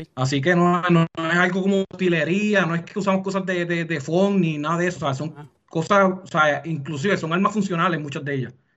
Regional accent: Puerto Rico

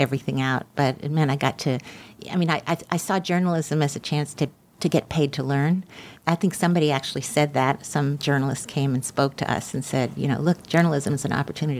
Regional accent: Birmingham, Alabama, United States; moved away as an adult; I was from Birmingham, I wanted to go back to where I was from

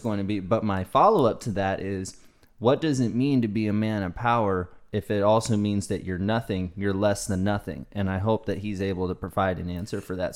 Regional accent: the South, United States; also born or lived in California; I grew up in the South

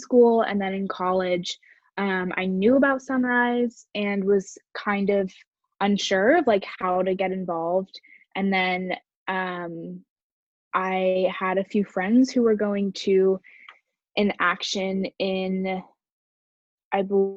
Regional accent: Bay Area, California, United States; I'm from the Bay Area in California

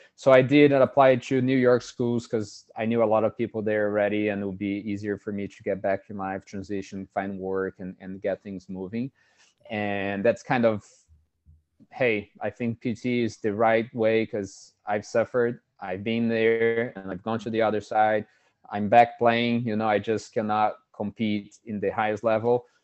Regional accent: Brazil; moved away as an adult; now in United States; I am, uh, born and raised in Brazil

